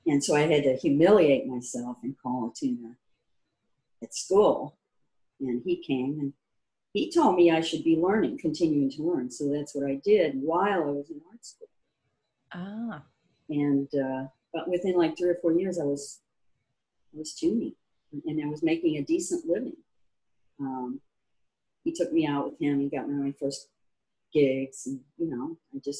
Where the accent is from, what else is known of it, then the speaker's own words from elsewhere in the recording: St. Louis, Missouri, United States; moved away as an adult; also born or lived in Columbia, Missouri; I grew up in Missouri, and St. Louis, Missouri.